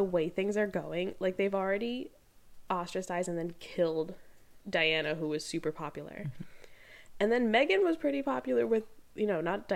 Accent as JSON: {"language": "English", "country": "United States", "said": "us Americans"}